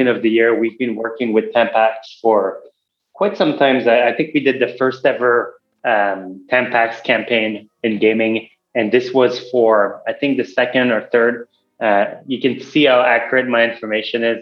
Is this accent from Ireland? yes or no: no; Montreal, Quebec, Canada; moved away as an adult; now in Los Angeles, United States; I grew up in Montreal, and then after grad school, I came